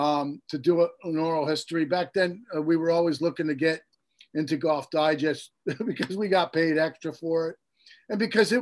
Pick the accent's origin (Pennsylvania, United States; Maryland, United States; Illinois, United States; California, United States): Maryland, United States; Baltimore; Tim and I were both came from tough towns. I come from Baltimore.